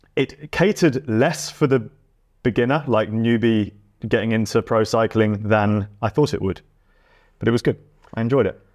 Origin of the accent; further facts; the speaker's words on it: England, United Kingdom; being English